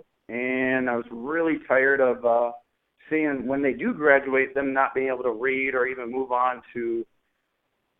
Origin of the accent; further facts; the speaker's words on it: Minneapolis, Minnesota, United States; I grew up in North Minneapolis.